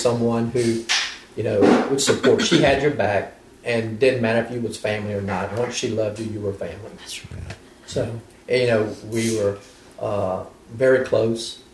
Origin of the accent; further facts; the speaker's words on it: Pointe Coupee Parish, Louisiana, United States; now in French Settlement, United States; originally, I mean, we're from Pointe-Coupee Parish